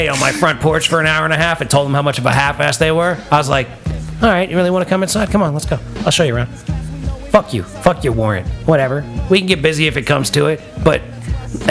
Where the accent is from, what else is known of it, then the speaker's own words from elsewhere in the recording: United States; we wonder as American citizens